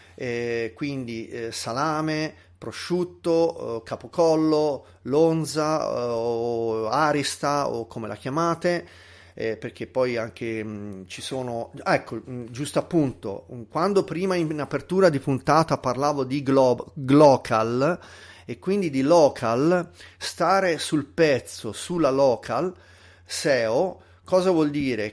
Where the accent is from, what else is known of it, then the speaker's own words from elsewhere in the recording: Tuscany, Italy; accent: Tuscan, fairly light; sono toscano, nato in Toscana, però ehm, ho avuto una famiglia che mi ha sempre incoraggiato a parlare l'italiano standard e quindi come sentite ehm, io parlo un accen- con un accento toscano ma abbastanza lieve